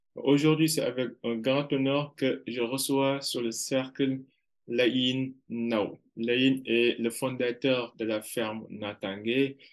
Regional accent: Kaolack, Senegal; je suis originaire de Karolak

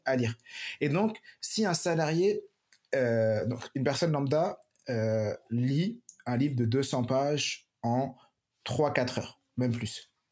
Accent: Paris, Île-de-France, France; moved away as an adult; now in Montpellier, France; moi j'ai grandi à Paris, je travaillais à Paris, je suis arrivé il y a 4 ans sur Montpellier

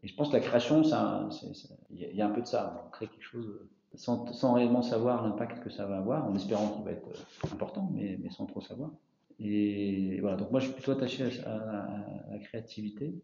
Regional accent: Paris, Île-de-France, France; moved away as an adult; also born or lived in Mayenne; now in Changé, France; je suis parisien d'origine et je suis arrivé en fin 97 en Mayenne

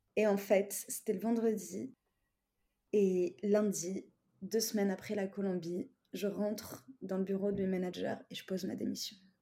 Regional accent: Tunisia; now in France; je suis tunisienne et mes, parents, ils sont pas en France. Donc en fait, euh, j'ai toujours été toute seule en France

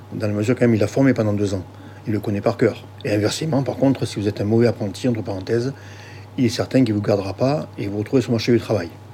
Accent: the South, Provence-Alpes-Côte d'Azur, France; je suis du Sud

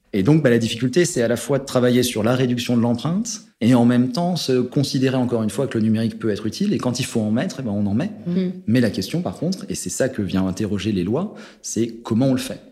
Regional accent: Haute-Savoie, Auvergne-Rhône-Alpes, France; je viens des montagnes, hein, je viens de Haute-Savoie

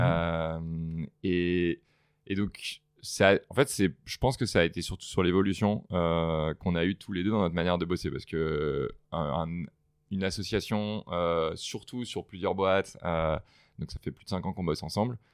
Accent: France; moved away as an adult; now in United States; en tant que en tant que Français

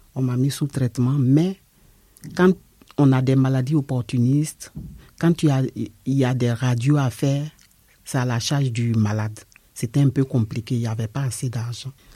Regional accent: Côte d’Ivoire; moved away as an adult; now in France; Je suis de la Côte d'Ivoire.

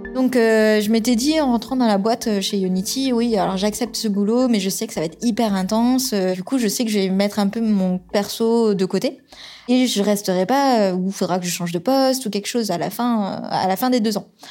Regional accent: Toulouse, Occitania, France; moved away as an adult; also born or lived in Tours / Angers; ma région d'origine, c'est Toulouse. C'est là où j'ai grandi

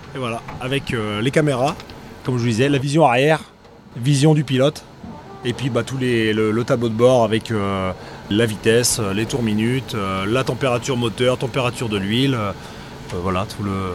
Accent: Brittany, France; On est breton

